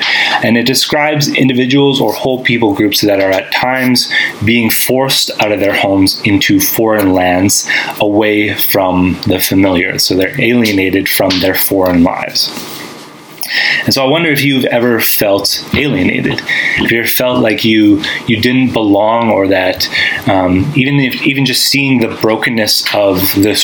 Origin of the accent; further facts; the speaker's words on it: Winnipeg, Manitoba, Canada; moved away as an adult; I grew up in Winnipeg, Manitoba. That's where I've lived most of my life